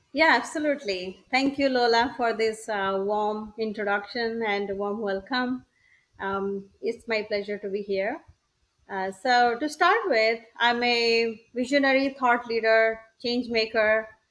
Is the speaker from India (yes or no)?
yes; Odisha, India; moved away as an adult; also born or lived in California / Wisconsin / Boston; now in United States; I'm originally from India, it's a it's a village called um, in uh, the state of Odisha.